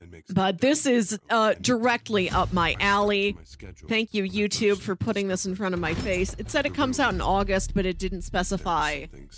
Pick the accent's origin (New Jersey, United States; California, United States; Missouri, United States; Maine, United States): Missouri, United States; St. Louis; This movie stars St. Louis's own John Hamm, which is why I clicked on it. Like he's my hometown boy.